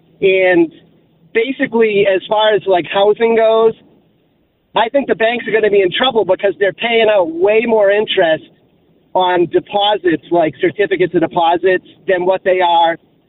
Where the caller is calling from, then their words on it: Massachusetts, United States; So I'm calling from Massachusetts.